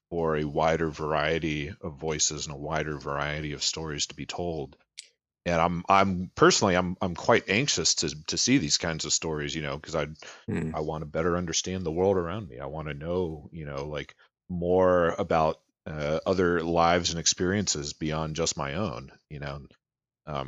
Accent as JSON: {"language": "English", "town": "Baltimore", "region": "Maryland", "country": "United States", "tie": "born or raised there", "said": "growing up in Baltimore"}